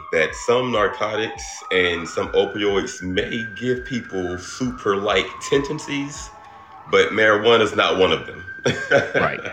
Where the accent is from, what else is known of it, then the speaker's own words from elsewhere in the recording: Dublin, Georgia, United States; I'm from Dublin, Georgia.